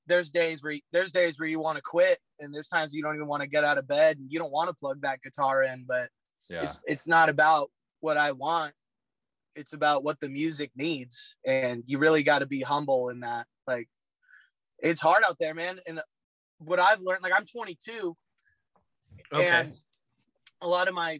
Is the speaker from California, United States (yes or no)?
yes; Roseville, California, United States; I grew up in Roseville, California